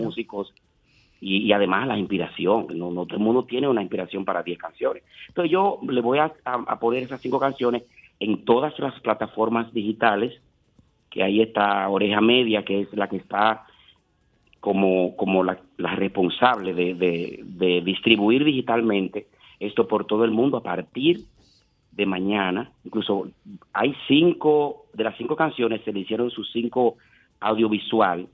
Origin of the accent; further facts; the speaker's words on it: Montecristi, Monte Cristi, Dominican Republic; moved away; yo soy un artista dominicano que vengo de Montecristi